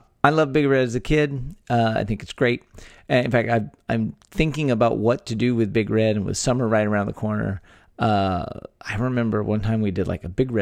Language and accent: English; Texas, United States; born or raised there